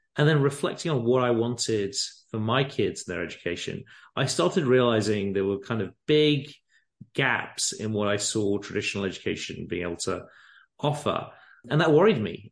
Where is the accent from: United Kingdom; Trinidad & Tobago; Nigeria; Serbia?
United Kingdom; England; moved away as an adult; now in San Francisco, United States; I grew up in England, as you can probably tell from the accents